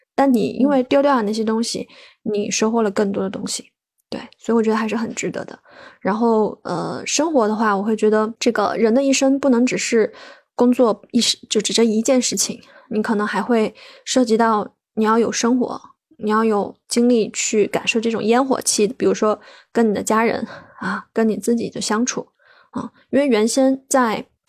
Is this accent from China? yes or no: yes; Sichuan, China; moved away as an adult; also born or lived in Beijing; now in Chengdu, China; 对，我本来就是四川人，但，但是我几乎跟成都没什么联系，就是可能是成都周边